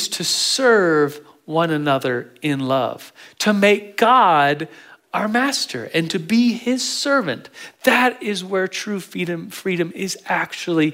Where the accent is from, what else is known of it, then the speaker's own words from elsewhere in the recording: United States; as a Christian, as an American